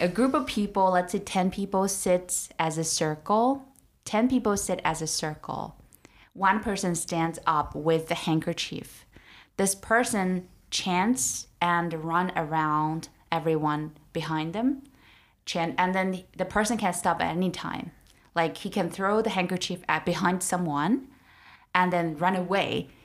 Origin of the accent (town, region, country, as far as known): Urumqi, Xinjiang, China; born or raised there; now in Beijing, China